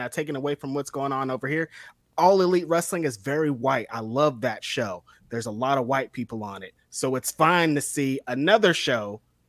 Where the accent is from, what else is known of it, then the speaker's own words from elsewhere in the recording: Bakersfield, California, United States; So, I'm from Bakersfield.